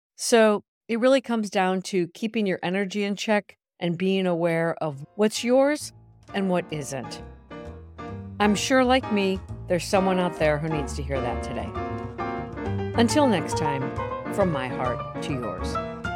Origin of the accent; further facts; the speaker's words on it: Milan, Lombardy, Italy; moved away as an adult; now in New York, United States; Milan, Italy, my hometown of almost twenty years